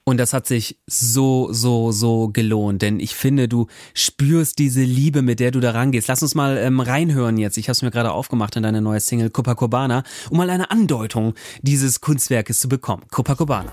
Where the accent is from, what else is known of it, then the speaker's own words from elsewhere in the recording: Germany; now in Bremen, Germany; von Bremen aufs Land in meine Heimat